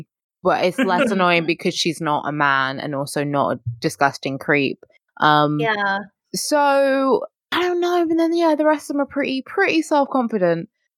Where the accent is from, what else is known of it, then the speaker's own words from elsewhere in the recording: United Kingdom; as a British person